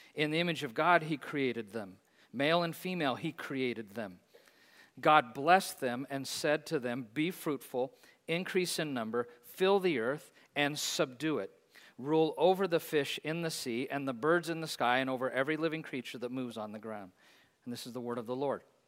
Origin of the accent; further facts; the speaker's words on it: Hays, Kansas, United States; Bethesda Place in my hometown in Hayes, Kansas.